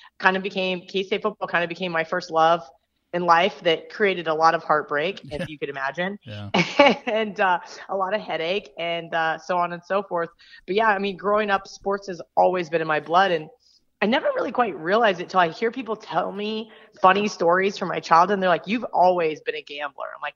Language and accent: English; Manhattan, Kansas, United States; I was born in Kansas, but I grew up in Manhattan, Kansas, which is where Kansas State University is